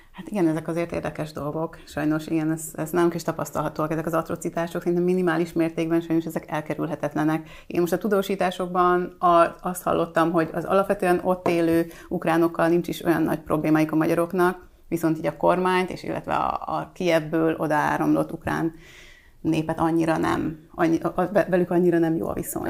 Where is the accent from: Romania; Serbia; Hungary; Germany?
Serbia; Vojvodina; én vajdaságból származom